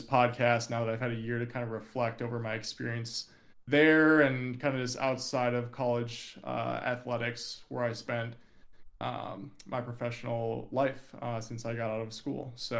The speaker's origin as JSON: {"language": "English", "town": "Minneapolis", "region": "Minnesota", "country": "United States", "moved": "as an adult", "lives_now": "Austin, United States", "said": "I'm from Minneapolis, Minnesota. I currently live in Austin, Texas, though, to get away from the cold up there."}